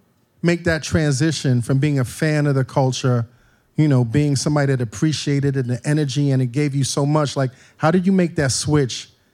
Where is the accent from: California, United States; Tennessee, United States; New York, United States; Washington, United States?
New York, United States; New York City; I remember growing up in New York City, you really couldn't separate the energy between hip-hop and punk rock.